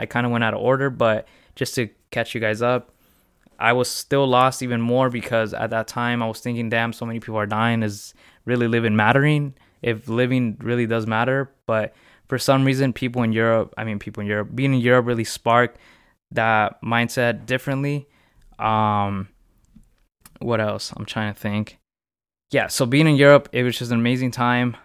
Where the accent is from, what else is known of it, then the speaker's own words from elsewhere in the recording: Riverside, California, United States; I'm from California. Um, I was raised in Riverside. I, yeah, I basically grew up my whole life in Riverside